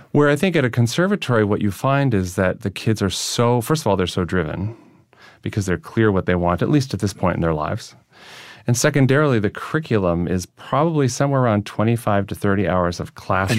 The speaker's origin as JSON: {"language": "English", "area": "near Lake Michigan", "region": "Wisconsin", "country": "United States", "tie": "born or raised there", "moved": "as an adult", "lives_now": "New York, United States", "said": "They were trying to build a nuclear power plant near my home, my hometown."}